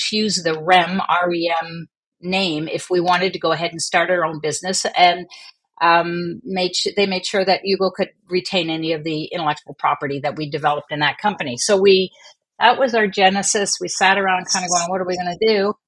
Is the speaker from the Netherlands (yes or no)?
no; Montreal, Quebec, Canada; also born or lived in Vancouver / England; now in New Brunswick, Canada; I was born in Vancouver, and then I spent the first few years of my life in England. Most of my elementary high school was in Montreal.